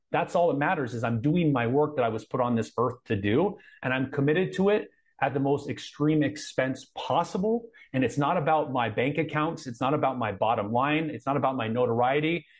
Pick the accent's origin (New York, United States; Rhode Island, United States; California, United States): California, United States; Anaheim; I was born in Anaheim. I grew up around